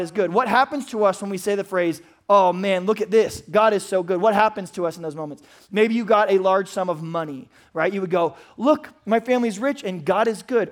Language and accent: English; United States; as an American man